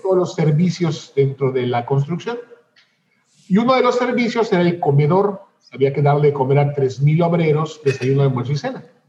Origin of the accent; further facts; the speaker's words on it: Yucatán, Mexico; tanto Eduardo como yo somos eh, yucatecos súper aferrados y súper orgullosos de nuestra tierra